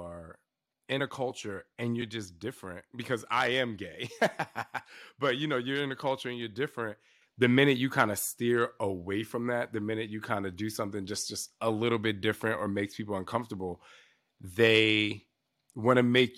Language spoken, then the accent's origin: English; New Jersey, United States; I know, I'm from the East Coast.